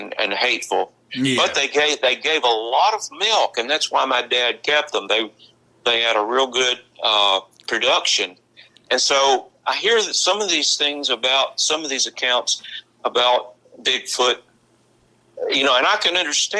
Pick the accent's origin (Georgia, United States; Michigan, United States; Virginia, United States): Virginia, United States; Marion; I used to tell people when I was at Tech, they'd ask me, where are you from? And they thought of Marion as the state hospital area